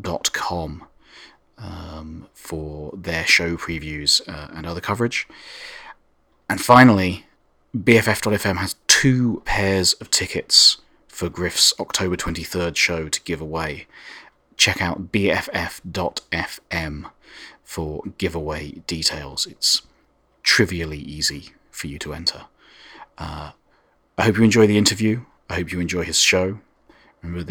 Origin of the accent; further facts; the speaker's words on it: United Kingdom; now in San Francisco, United States; I'm British, obviously, but I'm calling you from San Francisco